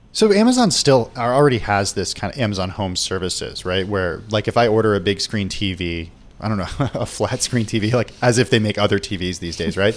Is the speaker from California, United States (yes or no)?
yes; California, United States; I am from California